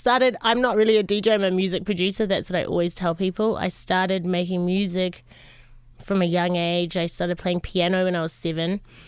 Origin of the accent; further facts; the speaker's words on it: New Zealand; born there; also born or lived in Los Angeles, United States; I was born in New Zealand.